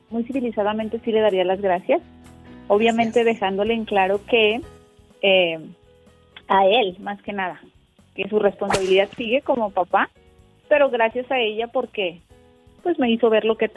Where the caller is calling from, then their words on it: Guadalupe, Nuevo León, Mexico; Yo le llamo de Guadalupe, Nuevo León.